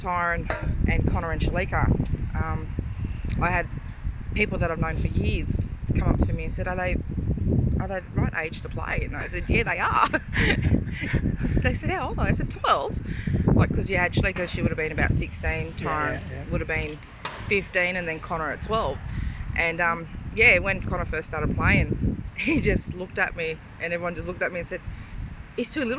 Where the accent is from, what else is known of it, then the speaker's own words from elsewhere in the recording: Gilgandra, New South Wales, Australia; now in Tamworth, Australia; I'm from Gilgandra